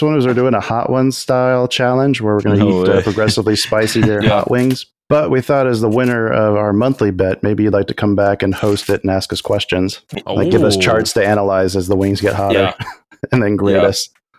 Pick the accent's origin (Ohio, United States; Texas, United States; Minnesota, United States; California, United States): Texas, United States; I'm at least from Texas.